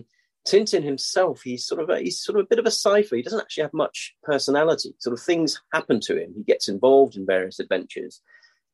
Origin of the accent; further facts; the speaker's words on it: Denmark; I grew up in Denmark.